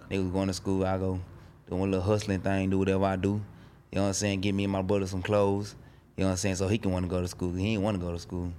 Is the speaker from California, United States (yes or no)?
no; Dallas, Texas, United States; I'm from Dallas, Oak Cliff